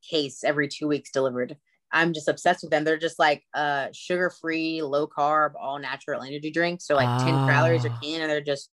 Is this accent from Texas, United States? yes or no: yes; Austin, Texas, United States; he actually lives in my hometown. He lives in Austin, Texas.